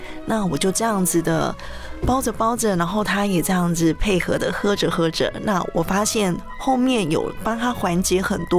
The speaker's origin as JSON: {"language": "Chinese", "country": "Taiwan", "also_born_or_lived": "Shanghai / Hong Kong", "moved": "as an adult", "said": "我，是台湾人，没错。"}